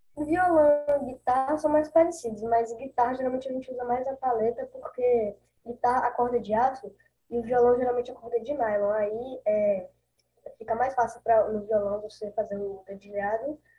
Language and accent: Portuguese; Bahia, Brazil; tenho 11 anos, eu sou da Bahia